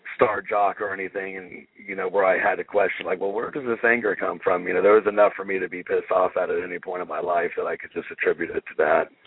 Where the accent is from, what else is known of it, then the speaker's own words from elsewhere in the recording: Bakersfield, California, United States; also born or lived in Ridgecrest, California; We moved from Ridgecrest to Bakersfield, California, when I was eight